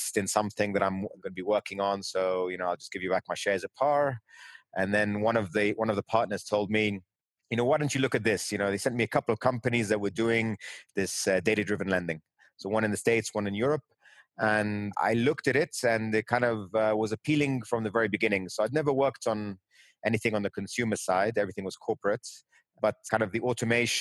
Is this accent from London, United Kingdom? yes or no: yes; London, United Kingdom; also born or lived in New York, United States; My parents then moved to London, which is where I grew up kind of in more of my formative years